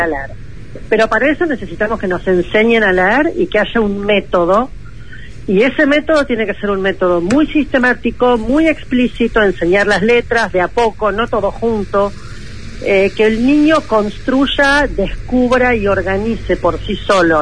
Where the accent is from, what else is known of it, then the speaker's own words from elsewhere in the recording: Argentina; con los niveles de pobreza y de pobreza educativa que tenemos como nosotros Argentina